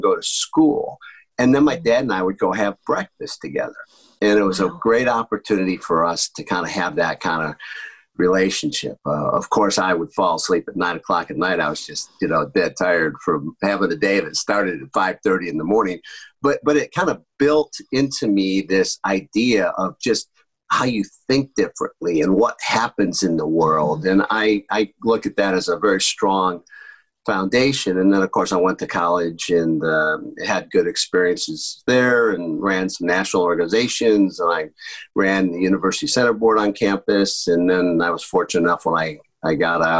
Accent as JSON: {"language": "English", "town": "Fairport", "region": "New York", "country": "United States", "tie": "born or raised there", "said": "I grew up just outside of Rochester, New York, in a small town called Fairport, New York"}